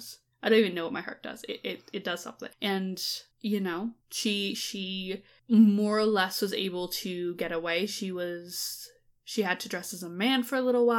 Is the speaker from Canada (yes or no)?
yes; Canada; as a Canadian person